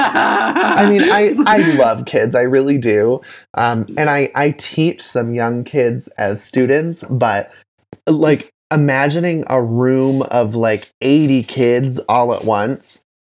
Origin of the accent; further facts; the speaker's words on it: Grand Rapids, Michigan, United States; Oh, yeah, which is where I grew up.